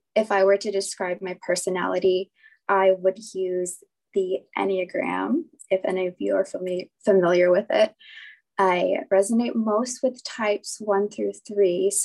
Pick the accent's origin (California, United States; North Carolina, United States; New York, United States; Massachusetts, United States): California, United States; San Diego; I'm 27 and I'm from San Diego